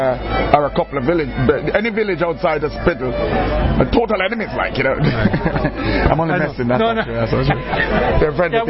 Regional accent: Jamaica; now in Canada; Because the music in Jamaica is very fragmented because we're a very mixed culture.

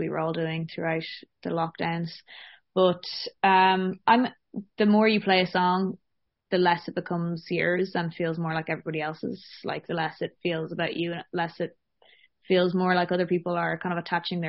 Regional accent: Dublin, Leinster, Ireland; now in London, United Kingdom; I'm from Dublin in Ireland.

